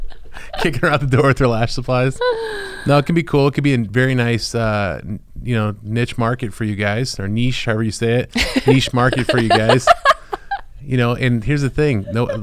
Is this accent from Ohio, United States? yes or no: yes; Ohio, United States; moved away; my hometown in Ohio where everybody loves everybody.